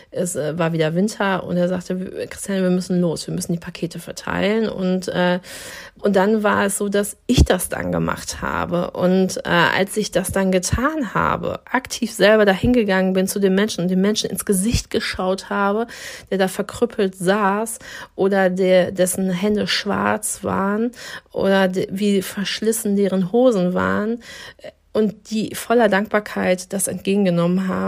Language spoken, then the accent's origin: German; Dortmund, North Rhine-Westphalia, Germany; weil ich in einem Dorf groß geworden bin in Dortmund, ähm, wo eine Moschee stand. Das heißt, also Kopftuch war für mich etwas, was überhaupt zum, zum kompletten Bild von meinem Ort Derne äh, dazugehört hat.